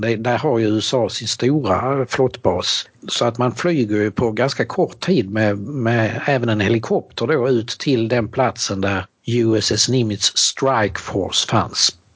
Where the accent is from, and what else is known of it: Helsingborg, Skåne, Sweden; born or raised there; also born or lived in Norrbotten; now in Eskilstuna, Sweden